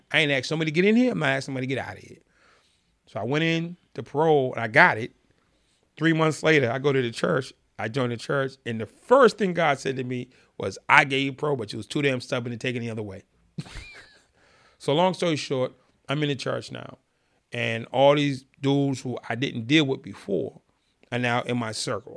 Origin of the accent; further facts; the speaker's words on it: Boston, Massachusetts, United States; I'm from Boston